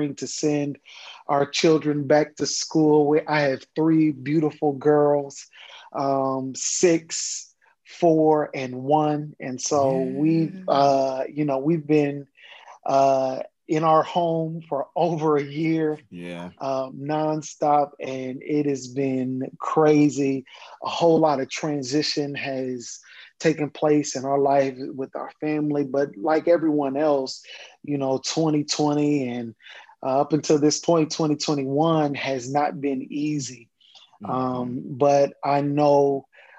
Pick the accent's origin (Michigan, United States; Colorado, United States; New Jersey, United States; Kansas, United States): Kansas, United States; moved away as an adult; now in Atlanta, United States; I'm originally from Kansas, born and raised. I moved to Atlanta, Georgia, after I graduated from undergrad.